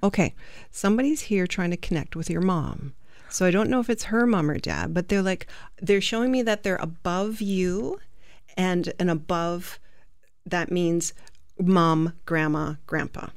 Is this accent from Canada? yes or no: no; England, United Kingdom; I'm English. Well, I'm half Italian